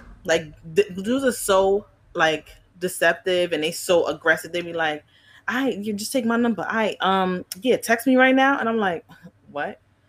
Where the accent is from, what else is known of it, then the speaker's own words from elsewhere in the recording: New York City, New York, United States; Because growing up in Flatbush, Brooklyn